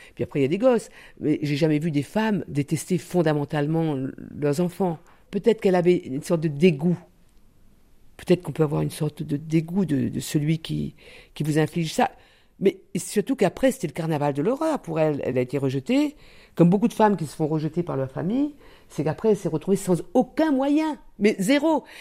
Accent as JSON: {"language": "French", "country": "Réunion", "moved": "yes", "said": "je viens de l'île de la Réunion"}